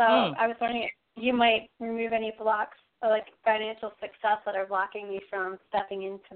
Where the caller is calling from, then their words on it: Massachusetts, United States; Hi, Charlotte. … from Massachusetts.